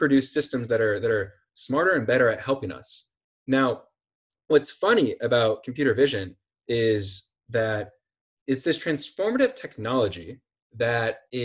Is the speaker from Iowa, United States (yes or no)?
yes; Iowa, United States; I'm from Iowa